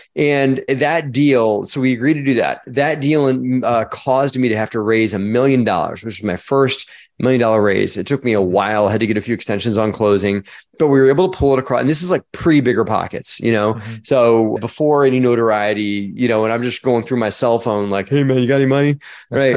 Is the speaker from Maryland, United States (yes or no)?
yes; Baltimore, Maryland, United States; moved away; also born or lived in Virginia Tech (college); I was born in Baltimore, Maryland.